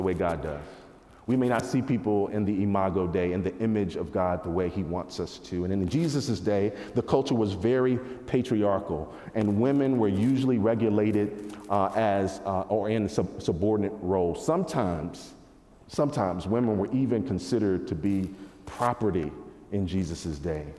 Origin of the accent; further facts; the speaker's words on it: North Carolina, United States; moved away; I grew up in North Carolina